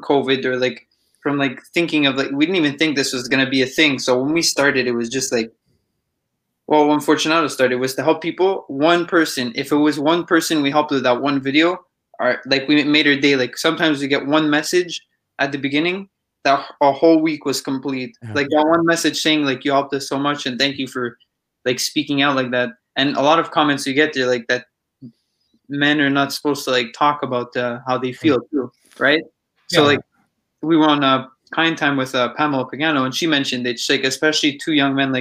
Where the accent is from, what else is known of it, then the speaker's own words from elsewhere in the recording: Montreal, Quebec, Canada; I'm from Villeray